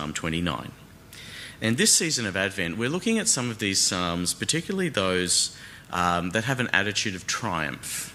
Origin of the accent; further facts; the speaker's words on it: Brisbane, Queensland, Australia; moved away as an adult; now in Melbourne, Australia; one thing I do miss, though, about growing up in Brisbane is the tropical thunderstorms